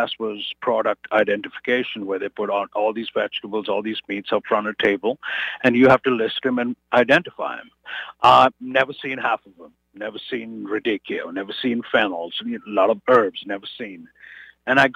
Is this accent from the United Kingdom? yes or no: no; India; moved away as an adult; now in United States; I said, from India